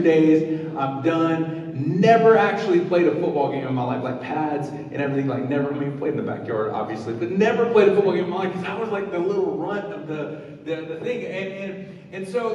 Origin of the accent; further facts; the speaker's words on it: the South, United States; When I was growing up in the South, everything was about football